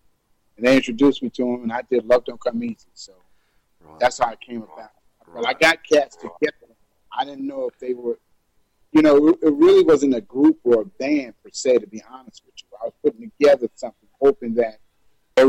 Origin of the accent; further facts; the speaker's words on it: Newark, New Jersey, United States; now in Plainfield, United States; I'm actually originally from Newark, New Jersey, but I'm now residing in Plainfield, New Jersey